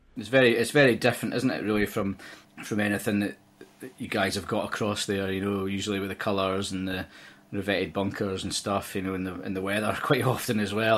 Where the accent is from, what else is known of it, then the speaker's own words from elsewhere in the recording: Dumfries, Scotland, United Kingdom; moved away as an adult; now in Liverpool, United Kingdom; I'm Scottish, and I was, uh, brought up in a town in the southwest of Scotland called Dumfries.